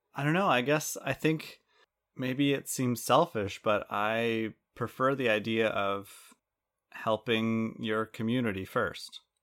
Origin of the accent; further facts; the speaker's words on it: Canada; we're Canadian